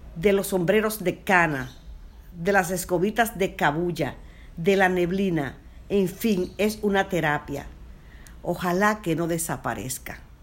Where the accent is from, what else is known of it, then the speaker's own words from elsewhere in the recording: Puerto Plata, Dominican Republic; mi pueblo, Puerto Plata